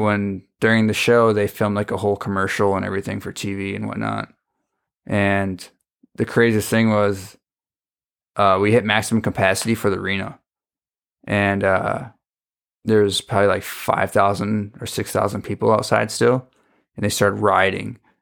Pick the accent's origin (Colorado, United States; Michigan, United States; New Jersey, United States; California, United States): Michigan, United States; Fremont; moved away as an adult; also born or lived in Milwaukee; born and raised in Fremont, Michigan.